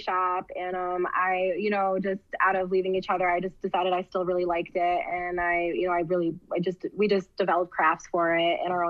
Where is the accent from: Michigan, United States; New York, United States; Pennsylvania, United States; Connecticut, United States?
Connecticut, United States; Ellington; I grew up in Connecticut. I've always lived in Connecticut. my whole life. I mean, I've never left this. I've left the state, but I've never moved anywhere else. I grew up in a really small town in Ellington. I graduated with maybe 80 people, which is a really small town.